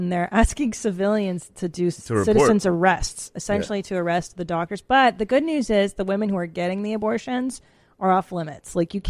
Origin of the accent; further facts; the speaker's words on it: Los Angeles, California, United States; moved away as an adult; now in Austin, United States; I grew up in California. I'm a lifelong Angeleno. And then we just moved to Texas.